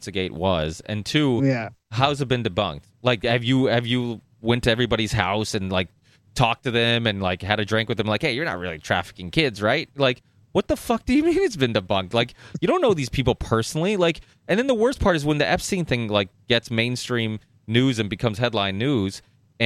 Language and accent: English; United States; also born or lived in northern Portugal; I came here when I was 4, and I remember growing up in America